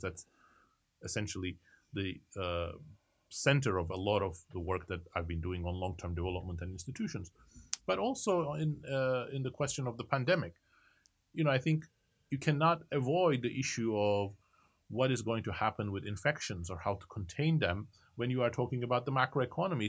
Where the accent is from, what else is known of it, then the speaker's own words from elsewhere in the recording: Turkey; moved away; I was growing up in Turkey at the time